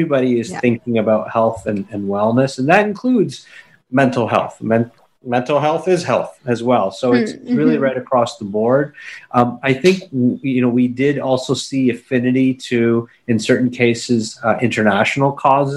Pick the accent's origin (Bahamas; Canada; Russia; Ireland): Canada; I was born and raised in Canada. My parents are Indian immigrants